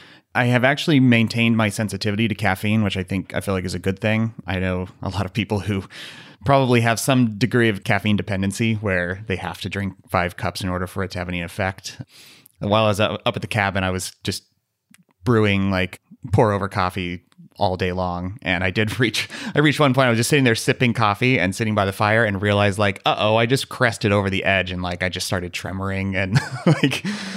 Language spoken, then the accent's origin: English; United States; We are very American, and alas, we are not British.